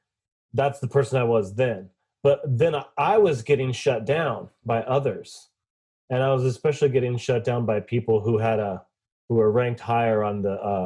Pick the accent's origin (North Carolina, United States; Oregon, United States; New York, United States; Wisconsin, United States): Oregon, United States; Portland; I'm from Portland